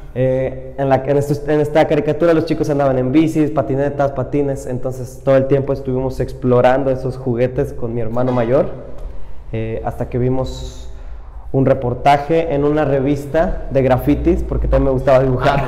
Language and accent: Spanish; Iguala, Guerrero, Mexico; me fui solo de aquí de Iguala